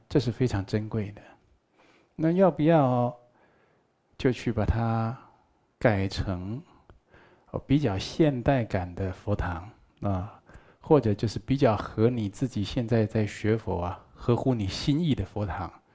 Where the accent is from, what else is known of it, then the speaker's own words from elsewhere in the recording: Taiwan; 我们台湾话叫做观音刹那